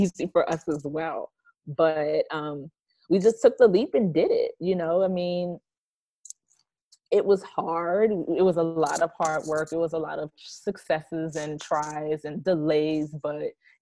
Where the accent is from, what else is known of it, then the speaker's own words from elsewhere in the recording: New Orleans, Louisiana, United States; moved away as an adult; now in Dallas area, United States; We're originally from New Orleans